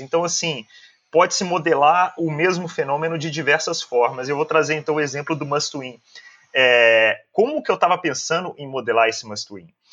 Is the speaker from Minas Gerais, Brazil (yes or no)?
yes; Belo Horizonte, Minas Gerais, Brazil; sou de Belo Horizonte